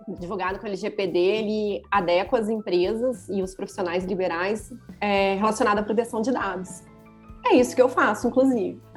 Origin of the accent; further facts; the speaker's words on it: Juiz de Fora, Minas Gerais, Brazil; eu sou de Minas Gerais, de Juiz de Fora